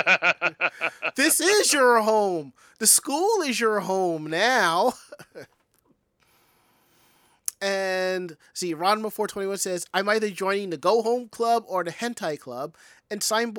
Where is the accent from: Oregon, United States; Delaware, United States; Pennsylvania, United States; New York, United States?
New York, United States; I'm from New York